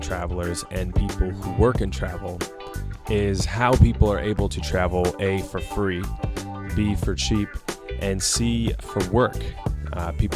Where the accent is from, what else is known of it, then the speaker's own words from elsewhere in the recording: Portland, Oregon, United States; now in New York City, United States; I'm from Portland, Oregon. I now live in New York City